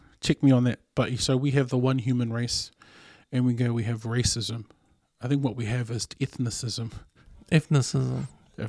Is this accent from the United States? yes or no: no; Canada; I'm so Canadian right now.